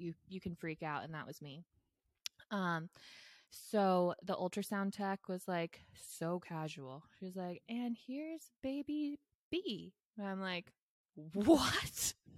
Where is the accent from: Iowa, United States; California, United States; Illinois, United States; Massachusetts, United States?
California, United States; Bay Area; I grew up in the Bay Area.